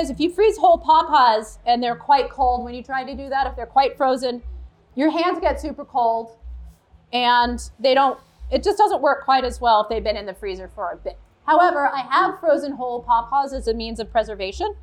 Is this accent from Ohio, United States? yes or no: yes; Ohio, United States; moved away as an adult; also born or lived in California; I moved back to Ohio like 9 years ago or so